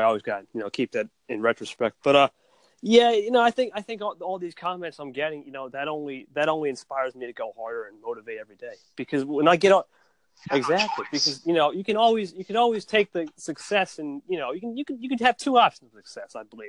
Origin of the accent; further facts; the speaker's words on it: New Jersey, United States; NJ, New Jersey.